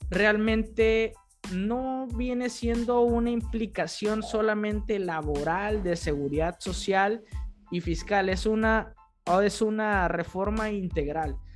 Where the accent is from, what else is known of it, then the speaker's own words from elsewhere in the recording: Mexico; Desde abril con tres meses como buenos mexicanos hasta el final